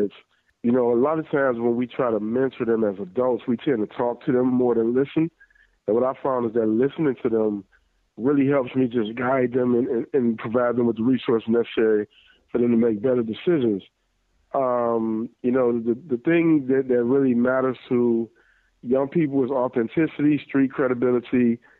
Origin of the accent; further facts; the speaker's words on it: Detroit, Michigan, United States; I grew up in Detroit